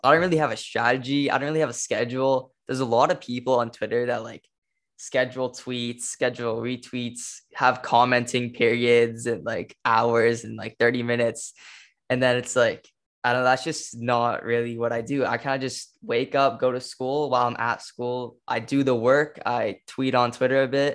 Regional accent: Los Angeles, California, United States; I'm from Cali, California

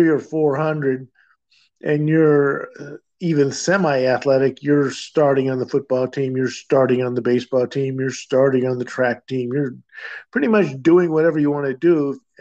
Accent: Midwest, United States; Well, I grew up in the Midwest, so we moved around a bit.

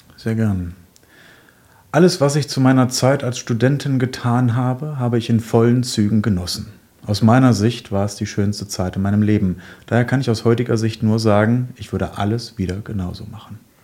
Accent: Genthin, Saxony-Anhalt, Germany; in meiner Heimatstadt Gentinen oder Umgebung

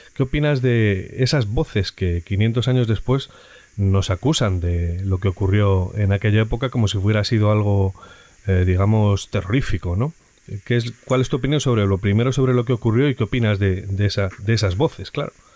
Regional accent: Spain

